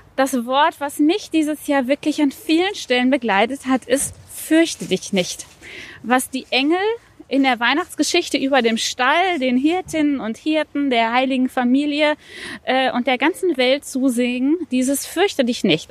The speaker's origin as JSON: {"language": "German", "town": "Recklinghausen", "region": "North Rhine-Westphalia", "country": "Germany", "tie": "born or raised there", "also_born_or_lived": "Ruhr area", "moved": "yes", "said": "geboren tatsächlich in Recklinghausen, aber ich lerne meine Stadt erst noch kennen, weil ich lange Jahre hier gar nicht"}